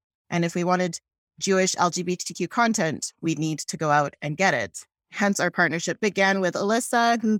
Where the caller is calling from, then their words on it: Vancouver, British Columbia, Canada; Well, thank you for having us. I'll go first. I'm calling in from Vancouver